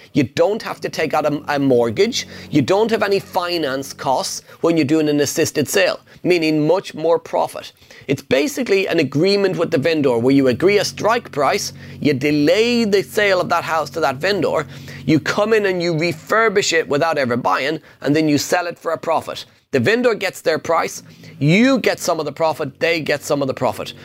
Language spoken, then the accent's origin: English; Ireland; English is a second language; I'm Irish. English is my second language